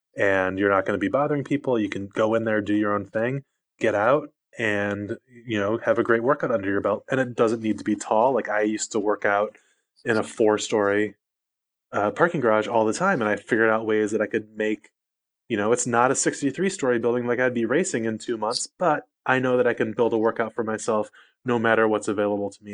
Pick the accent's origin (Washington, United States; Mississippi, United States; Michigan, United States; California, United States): Michigan, United States; outside Detroit; moved away; also born or lived in Los Angeles, United States; I grew up outside Detroit